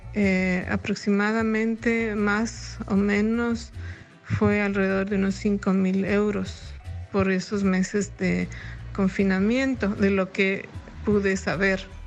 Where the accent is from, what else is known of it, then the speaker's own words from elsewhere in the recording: Ibarra, Imbabura, Ecuador; now in Leipzig, Germany; mi ciudad natal en relación al el quehacer cultural que cada uno de nosotros como ecuatorianos en otras partes del mundo, en especial como ibarreños